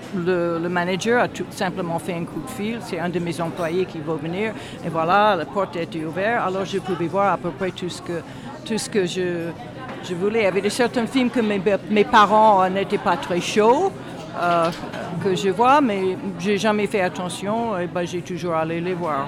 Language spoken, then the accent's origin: French; United States; French is a second language; moved away as an adult; also born or lived in Houston, Texas; now in Strasbourg, France; je suis d'origine américaine. mais ça fait très très longtemps, maintenant je suis française, ça fait très longtemps que je vis en France